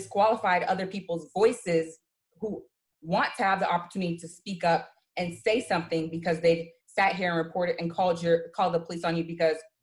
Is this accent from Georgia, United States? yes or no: yes; Georgia, United States; born or raised there; now in New York, United States